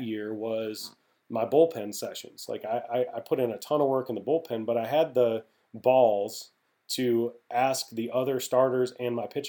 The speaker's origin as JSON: {"language": "English", "region": "Midwest", "country": "United States", "said": "I'm from the Midwest"}